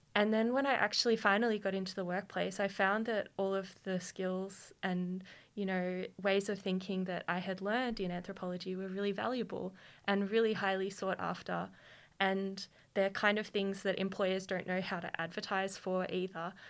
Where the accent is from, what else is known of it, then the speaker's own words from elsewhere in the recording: Queanbeyan, New South Wales, Australia; also born or lived in Canberra; I grew up in Queanbeyan